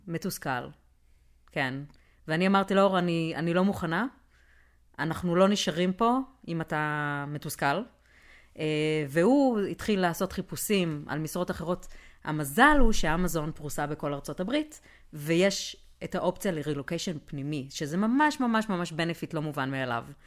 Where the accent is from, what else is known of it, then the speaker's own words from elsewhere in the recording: Haifa, Haifa District, Israel; moved away as an adult; also born or lived in Ramat Yishai, Israel / Bay Area, California; now in Austin, United States; אני חיפאית